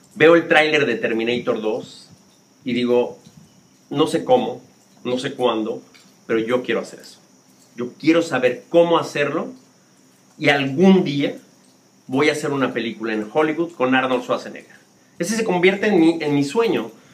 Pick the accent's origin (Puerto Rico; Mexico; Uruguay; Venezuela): Mexico; Mexico City; moved away as an adult; also born or lived in United States / Spain; yo soy del barrio de La Guerrero, en la Ciudad de México, en la frontera con Tepito